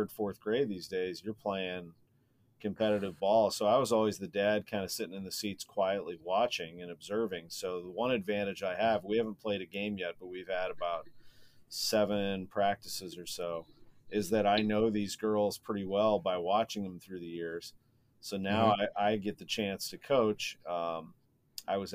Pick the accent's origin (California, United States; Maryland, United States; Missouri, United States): Missouri, United States; St. Louis; I grew up in St. Louis, which is a very sports heavy city